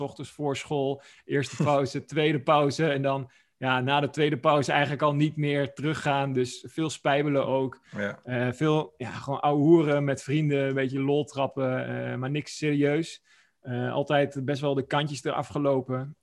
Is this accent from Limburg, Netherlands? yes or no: no; Oldenzaal, Overijssel, Netherlands; ik ben eh, opgegroeid in Twente. een Plaatsje genaamd Oldenzaal